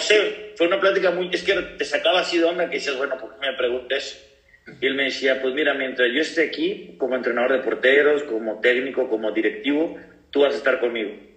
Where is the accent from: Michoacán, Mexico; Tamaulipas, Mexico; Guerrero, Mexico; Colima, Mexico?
Tamaulipas, Mexico; Ciudad Victoria; moved away as an adult; also born or lived in Costa Rica / Uruguay / Pachuca / Cancún; ahorita estoy aquí en, Tamaulipas, en Ciudad Victoria, en mi tierra